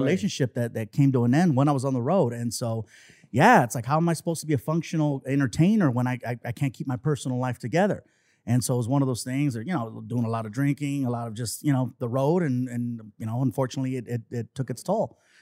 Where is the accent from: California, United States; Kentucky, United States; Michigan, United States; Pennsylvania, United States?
California, United States; Long Beach; also born or lived in San Diego; grew up in Long Beach, and I've been there ever since